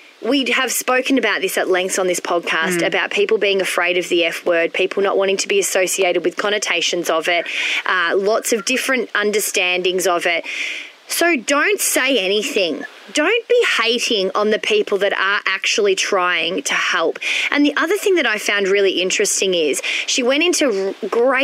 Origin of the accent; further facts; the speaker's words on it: Melbourne, Victoria, Australia; I was born and bred in Melbourne